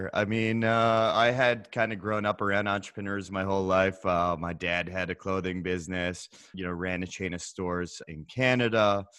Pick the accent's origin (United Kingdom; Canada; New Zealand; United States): United Kingdom; England; accent: English; You can probably tell from my English accent that it's my native tongue, though.